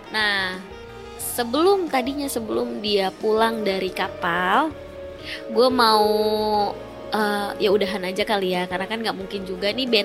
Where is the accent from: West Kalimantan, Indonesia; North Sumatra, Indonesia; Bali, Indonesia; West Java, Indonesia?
West Java, Indonesia; eh, gue Sunda